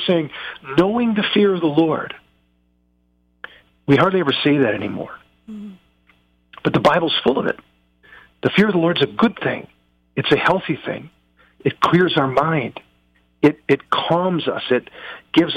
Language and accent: English; United States; I'm an American